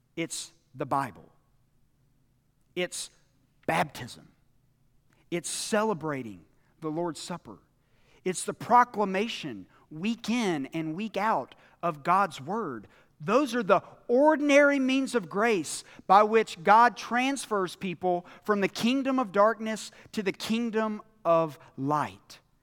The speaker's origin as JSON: {"language": "English", "country": "United States", "said": "us as American Christians"}